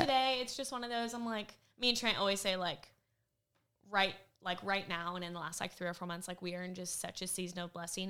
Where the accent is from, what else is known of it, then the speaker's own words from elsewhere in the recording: California, United States; now in Tennessee, United States; I grew up in California